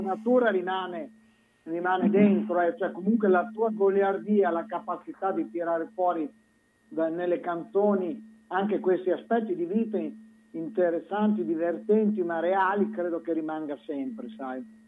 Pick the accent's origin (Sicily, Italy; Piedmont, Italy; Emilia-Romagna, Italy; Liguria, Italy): Emilia-Romagna, Italy; Santarcangelo di Romagna; born or raised there; also born or lived in Sogliano al Rubicone